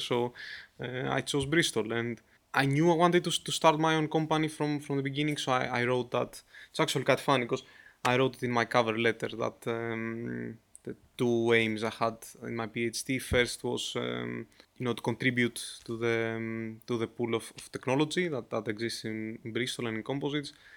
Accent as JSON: {"language": "English", "country": "Greece", "said": "I'm from Greece"}